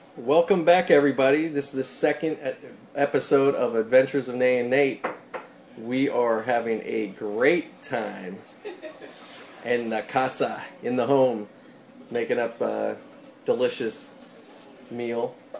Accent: Pittsburgh, Pennsylvania, United States; accent: Pittsburgh; moved away; picking up my Pittsburgh accent a bit

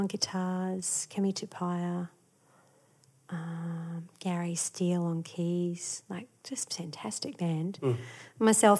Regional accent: New Zealand; there was some great talent growing up in New Zealand as well. So it sort of did teach you to not be too full of yourself.

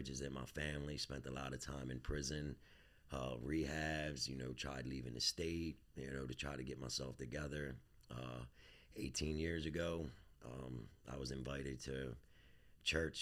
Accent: Baltimore, Maryland, United States; born and raised in Southwest Baltimore

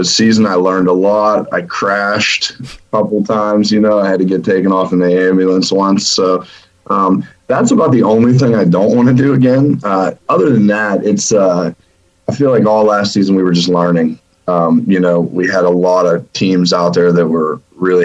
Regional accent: McDonald, Pennsylvania, United States; We're from McDonald, and we can pretty much hear the track from our house

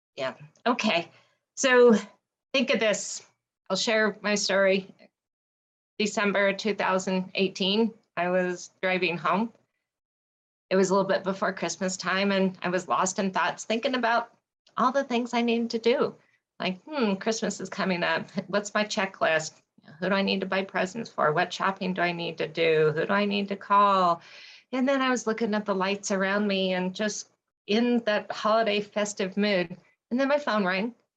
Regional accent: Colorado, United States; I am a Colorado native

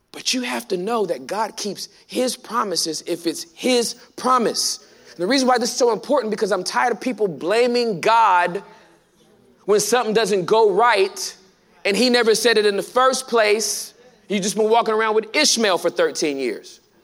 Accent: California, United States; now in Texas, United States; I'm from California, born and raised.

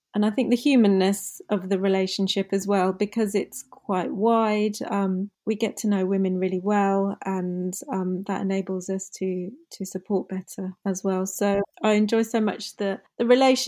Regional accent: United Kingdom; first language English; I'm born and bred here. English is my first language

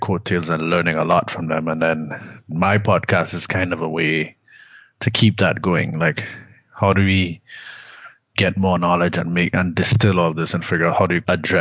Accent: Trinidad & Tobago; moved away; also born or lived in Canada; I'm from Trinidad originally

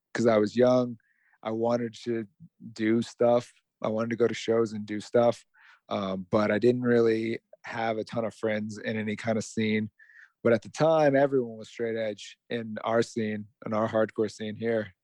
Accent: Las Vegas, Nevada, United States; I'm from Las Vegas

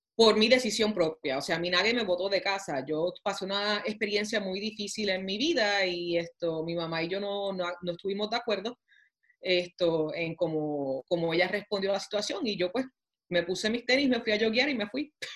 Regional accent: Puerto Rico; moved away as an adult; also born or lived in New York; now in Topeka, United States; borico, aunque naciera en la luna, me crié en Puerto Rico

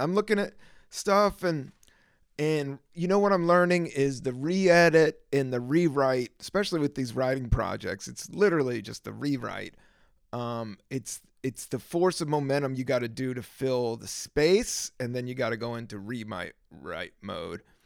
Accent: Virginia, United States; also born or lived in Washington, D.C.; I grew up in Virginia during the 80s. I was born in DC

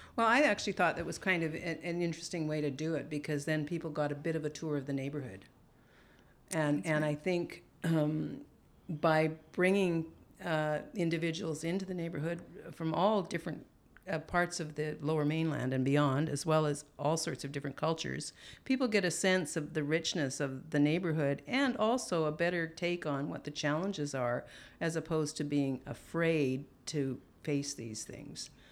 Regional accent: Alberta, Canada; moved away; growing up in Alberta

